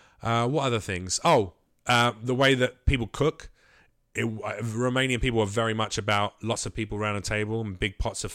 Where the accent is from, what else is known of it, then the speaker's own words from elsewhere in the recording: London, United Kingdom; Yeah, I'm from London.